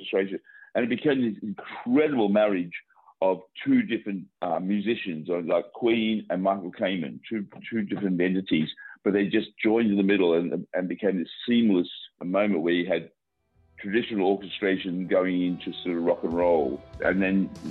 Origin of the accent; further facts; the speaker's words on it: Australia; I'm Australian